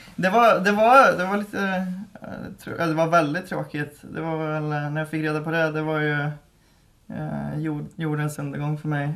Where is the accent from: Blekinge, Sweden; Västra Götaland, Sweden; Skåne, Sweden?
Västra Götaland, Sweden; Mariestad; moved away; vi är uppväxt på en ö eh, som eh, ligger i Vänern då. Mm. Eh, Sveriges största sjö. Eh, och det är två mil in till eh, Mariestad